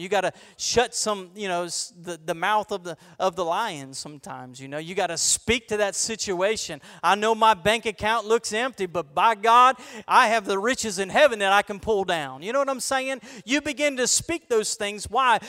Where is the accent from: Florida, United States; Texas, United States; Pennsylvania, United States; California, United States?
Florida, United States; I'm a boy from Florida